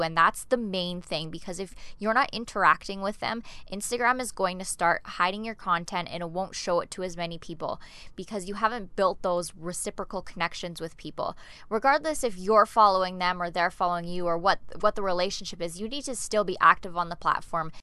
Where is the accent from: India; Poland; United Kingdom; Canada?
Canada; moved away as an adult; now in Denmark; I'm an expat. I'm originally from Canada, but I'm living in Denmark